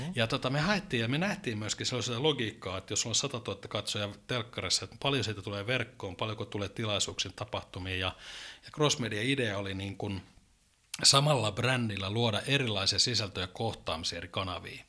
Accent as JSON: {"language": "Finnish", "town": "Oulu", "region": "North Ostrobothnia", "country": "Finland", "also_born_or_lived": "Little Rock, Arkansas", "said": "Mä olen alun perin oululainen"}